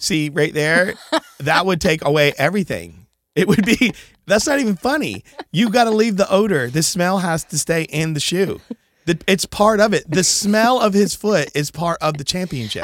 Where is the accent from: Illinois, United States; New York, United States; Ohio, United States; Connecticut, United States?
Connecticut, United States; I am from Connecticut. I've always been a New England guy